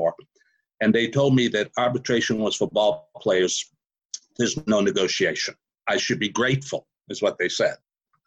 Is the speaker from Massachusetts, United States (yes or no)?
yes; Boston, Massachusetts, United States; accent: Boston; moved away as an adult; now in Houston, United States; I'm originally from Massachusetts, Boston, Massachusetts